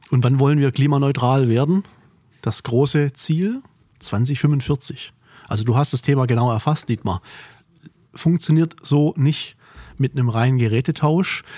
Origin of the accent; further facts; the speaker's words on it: Korb, Baden-Württemberg, Germany; Korb ist ein kleines Dörflein, ein Weiler mehr oder weniger im Remstal, nördlich von Stuttgart, meine Heimat